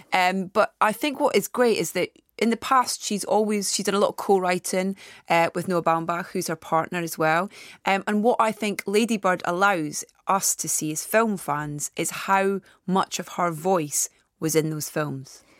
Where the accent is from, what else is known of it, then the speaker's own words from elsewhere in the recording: Anstruther, Scotland, United Kingdom; from a little fishing village called Anstruther, which is on the east coast near Saint Andrews